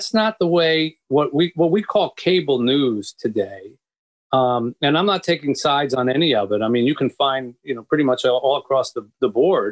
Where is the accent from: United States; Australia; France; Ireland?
United States; Philadelphia, Pennsylvania; moved away as an adult; also born or lived in Boston / New York / Florida; now in Detroit, United States; But I was raised in the East. And I grew up in Philadelphia.